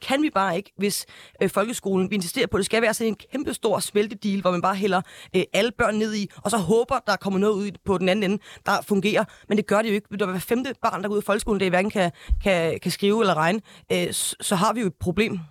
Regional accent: North Zealand, Capital Region of Denmark, Denmark; jeg er fra Nordsjælland, and I'm proud.

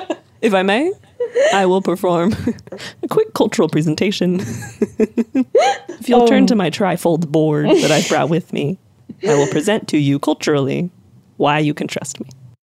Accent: the foothills of the Rockies, the West, United States; I grew up in the foothills of the Rockies

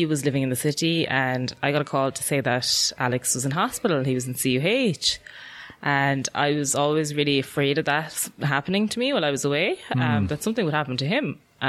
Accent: Millstreet, County Cork, Ireland; I'm from Mill Street, small town in North Cork, rural town. Kind of everybody knows everybody. Went to school there, everything.

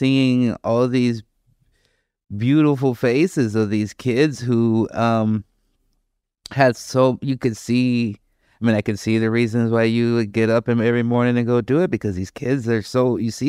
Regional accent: Chicago, Illinois, United States; growing up in the South Side of Chicago, our education, access to free museums, those were the things that saved my life

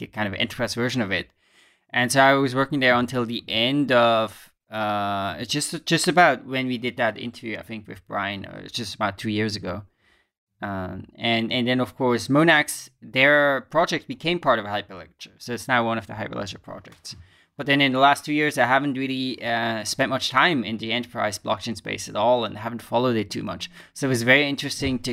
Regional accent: Basel, Basel-Stadt, Switzerland; moved away as an adult; I used to live in Basel, of course, until I was around 18 years. So it's my hometown

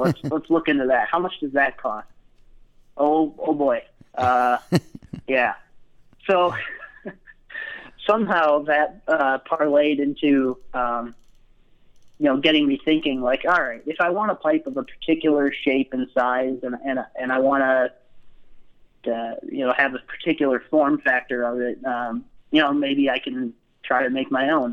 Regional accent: Grand Rapids, Michigan, United States; moved away as an adult; now in Utah, United States; I grew up in Grand Rapids, Michigan area, sort sort of over uh, the west side of the state.

